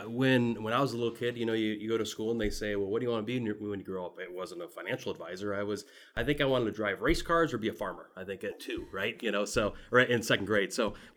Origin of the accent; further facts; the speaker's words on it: Midwest, United States; And for me, we grew up in the Midwest, and I'd say a middle-class family, and had a lot of the financial stresses that most middle-class families do.